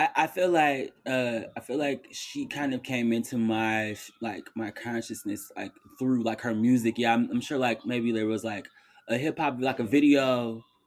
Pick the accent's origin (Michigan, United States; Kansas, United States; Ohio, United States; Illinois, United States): Michigan, United States; Detroit; I'm from Detroit, so we took mad field trips to Kellogg.